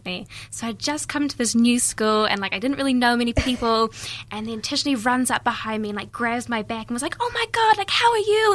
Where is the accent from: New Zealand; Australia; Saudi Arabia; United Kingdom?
New Zealand; Dunedin, Otago; also born or lived in Vanuatu; I was born in Dunedin, and I've lived here my whole life.